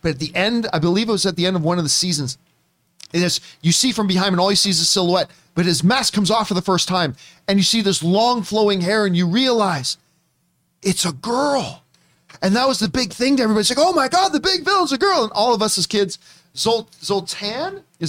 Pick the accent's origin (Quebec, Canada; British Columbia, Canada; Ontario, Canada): Ontario, Canada; Hamilton; when I was a kid in our neighborhood, growing up on Carson Drive in Hamilton, Ontario